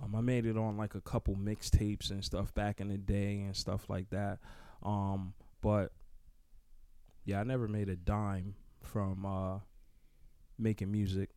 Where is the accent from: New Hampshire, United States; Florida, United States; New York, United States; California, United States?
New York, United States; Newburgh; I'm from Newburgh, New York